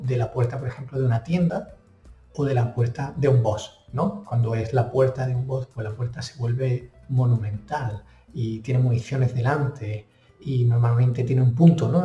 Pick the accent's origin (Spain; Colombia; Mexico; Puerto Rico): Spain; Granada, Andalusia; moved away as an adult; now in Washington, D.C., United States; soy de Granada, aunque llevo ya casi 10 años fuera de España